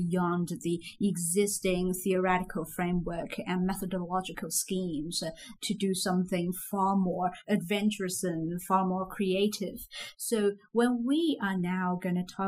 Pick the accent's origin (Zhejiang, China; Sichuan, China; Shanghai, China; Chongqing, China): Zhejiang, China; moved away as an adult; also born or lived in Beijing; I'm from Zhejiang region, so it's not that kind of food I grew up